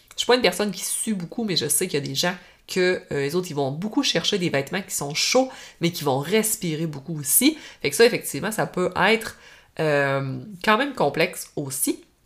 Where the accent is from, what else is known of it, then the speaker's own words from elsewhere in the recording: Normandin, Quebec, Canada; je viens du lac Saint-Jean, je viens euh, proche de Normandie